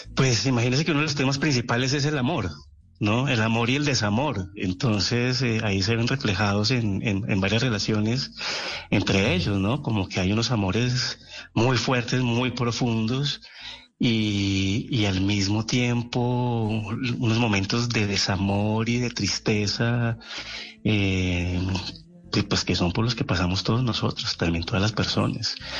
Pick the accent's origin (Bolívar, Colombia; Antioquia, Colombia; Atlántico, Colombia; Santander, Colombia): Santander, Colombia; Bucaramanga; also born or lived in Cali; yo nací en Cali, sí, yo nací en Cali, pero yo a los cuatro años estaba viviendo en Bucaramanga